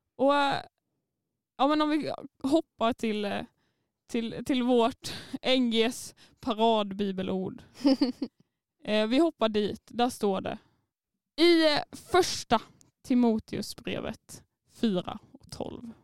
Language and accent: Swedish; Småland, Sweden; accent: Småländska; jag är stolt över min småländska